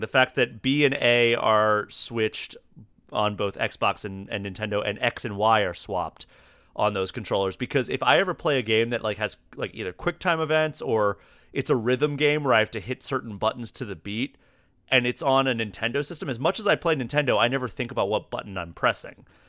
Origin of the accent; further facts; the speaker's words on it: East Coast, United States; moved away as an adult; also born or lived in Austin, Texas / Maryland / Pittsburgh, Pennsylvania; now in Minnesota, United States; I grew up on the East Coast, so, like, Maryland, Pittsburgh